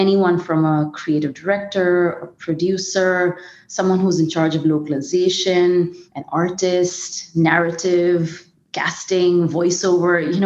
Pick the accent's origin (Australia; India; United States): India; moved away as an adult; also born or lived in Bombay; I'm originally from India